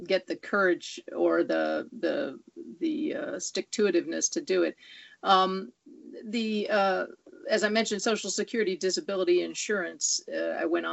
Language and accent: English; Southern California, United States; also born or lived in Bay Area, California; now in Los Angeles, United States; I was born and raised in Southern California